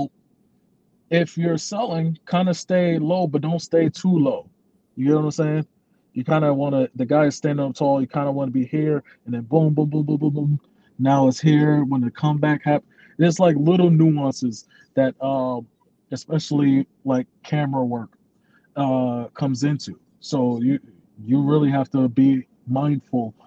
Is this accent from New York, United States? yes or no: yes; New York City, New York, United States; I'm from Brooklyn